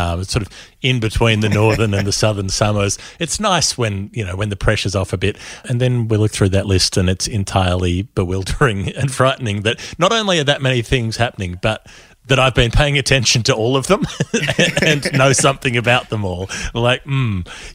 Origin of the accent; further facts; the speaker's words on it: New Zealand; I'm from New Zealand